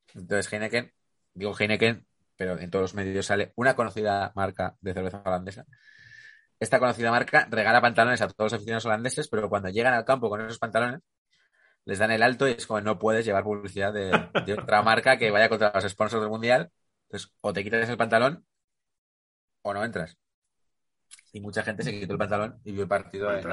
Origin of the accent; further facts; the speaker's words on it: Ribera del Duero, Castile and León, Spain; Yo, soy de Ribera del Duero